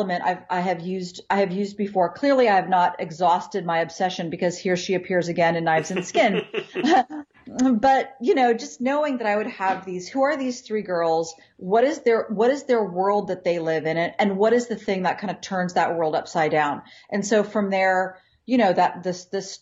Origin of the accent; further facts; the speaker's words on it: Ohio, United States; I grew up in Ohio, outside of a city